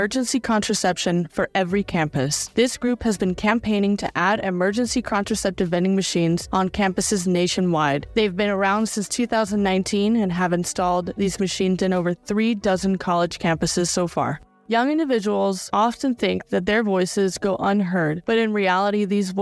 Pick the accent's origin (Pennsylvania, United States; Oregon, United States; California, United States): California, United States; Central; I grew up in Central California